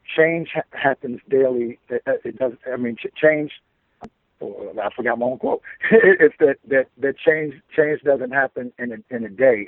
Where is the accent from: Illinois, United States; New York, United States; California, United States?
Illinois, United States; Chicago; also born or lived in Florida; I was born and raised in Chicago.